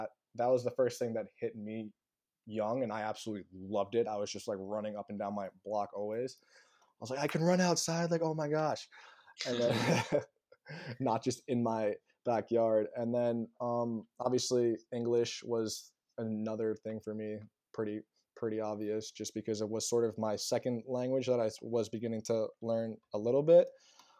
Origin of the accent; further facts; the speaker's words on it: Long Island, New York, United States; also born or lived in South Africa / New Jersey; I moved here when I was six